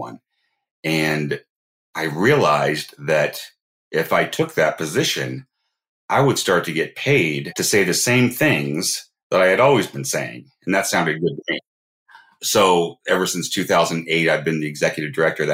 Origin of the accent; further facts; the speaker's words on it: Northern California, United States; I grew up in Northern California